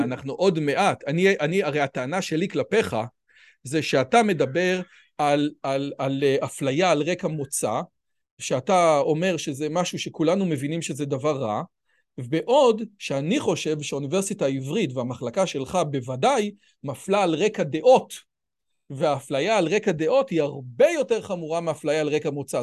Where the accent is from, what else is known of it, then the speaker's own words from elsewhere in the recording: Israel; אני יליד הארץ, אבא שלי יליד הארץ